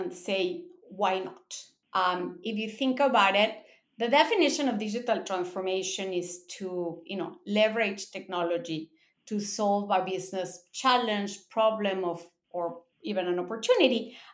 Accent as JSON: {"language": "English", "country": "Mexico", "tie": "born or raised there", "also_born_or_lived": "Japan", "moved": "as an adult", "said": "I'm born in Mexico. I grew up in Mexico in a Japanese school. Then I moved to college, to Japan for college."}